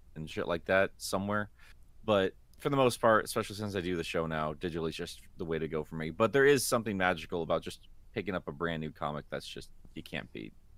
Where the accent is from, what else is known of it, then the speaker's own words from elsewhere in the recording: United States; I'm an American.